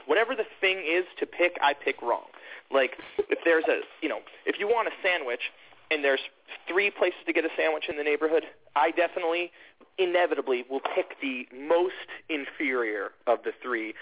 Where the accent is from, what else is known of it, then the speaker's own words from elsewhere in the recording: Atlanta, Georgia, United States; moved away; I grew up in Atlanta and in the suburbs of Atlanta.